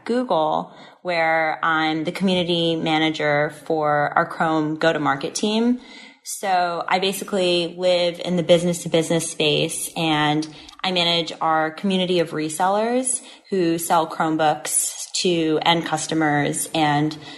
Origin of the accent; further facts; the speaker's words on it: New Jersey, United States; moved away as an adult; now in New York City, United States; I'm originally from New Jersey, so tri-state area